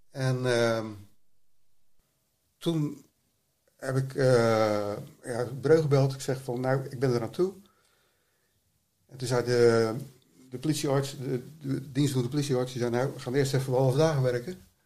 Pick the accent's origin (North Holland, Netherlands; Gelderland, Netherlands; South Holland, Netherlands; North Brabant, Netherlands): South Holland, Netherlands; Rotterdam; Ik ben een regisseur uit Rotterdam.